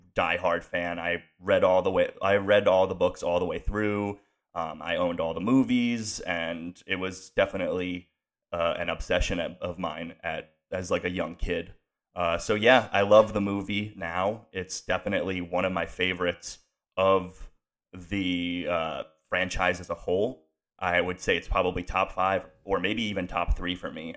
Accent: Pennsylvania, United States; also born or lived in Connecticut; I moved to a town in Pennsylvania and I moved from Connecticut

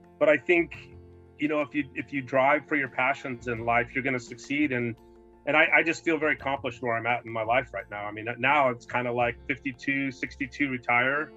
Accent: El Paso, Texas, United States; now in San Francisco Bay Area, United States; I grew up in El Paso

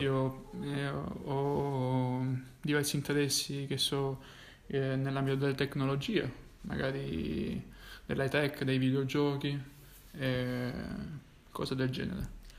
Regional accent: Francavilla Fontana, Apulia, Italy; siamo entrambi pugliesi

